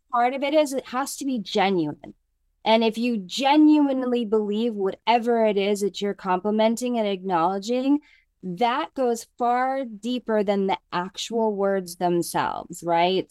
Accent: United States; moved away as an adult; also born or lived in New York City; I am a girl from the mountains of Lake Tahoe who grew up with natural hair

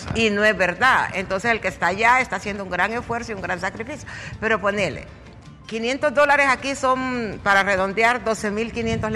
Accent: Honduras; somos dejados los hondureños

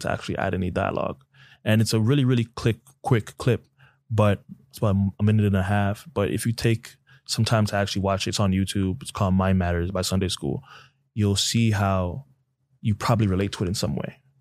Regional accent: Toronto, Ontario, Canada; now in United States; born and raised in Toronto, Canada, to two Nigerian parents

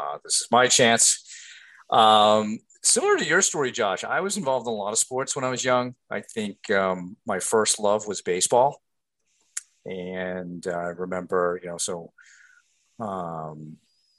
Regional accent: Rhode Island, United States; growing up in Rhode Island

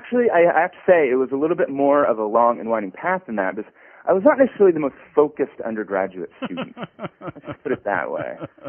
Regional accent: Montpelier, Vermont, United States; moved away as an adult; I grew up in Montpelier, Vermont, so I am a Yankee living down here in the southern lands.

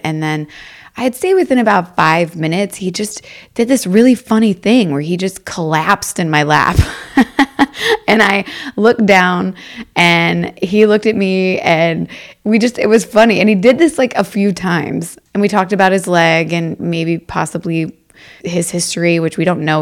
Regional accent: Louisville, Kentucky, United States; moved away as an adult; now in Los Angeles, United States; Growing up in Louisville, I have two brothers

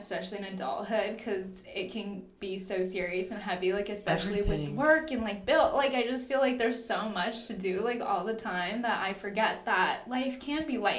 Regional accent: Orange County, California, United States; now in San Francisco, United States; I grew up in Orange County, so it was like less polluted than LA.

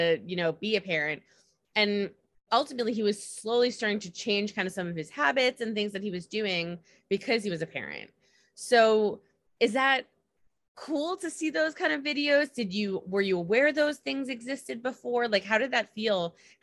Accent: United States; I'm from the States

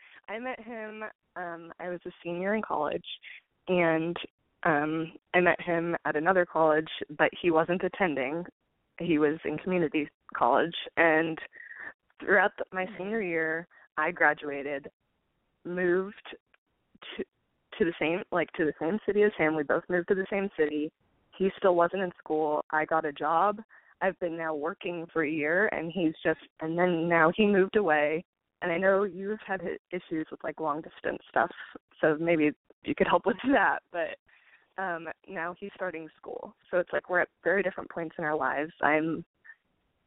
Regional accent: California, United States; now in Austin, United States; I currently live in Austin, Texas, but I'm originally from California.

